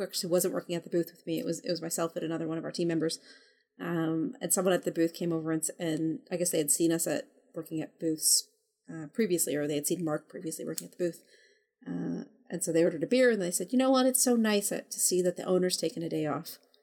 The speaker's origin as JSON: {"language": "English", "country": "Canada", "said": "I'm Canadian."}